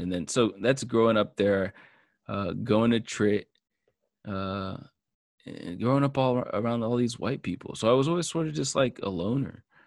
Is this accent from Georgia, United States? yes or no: yes; Marietta, Georgia, United States; I grew up in Marietta in the woods